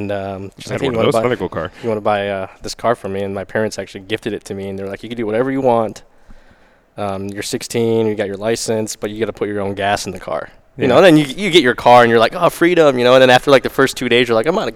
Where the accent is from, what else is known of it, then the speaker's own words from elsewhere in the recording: Toledo, Ohio, United States; moved away as an adult; also born or lived in Temperance, Michigan; now in Seattle area, United States; I'm born and raised in Toledo, Ohio